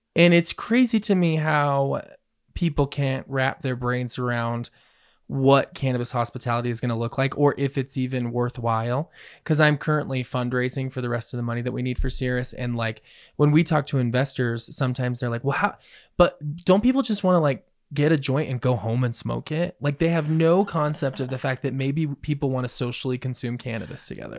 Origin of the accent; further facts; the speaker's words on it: Colorado, United States; I was born and raised in Colorado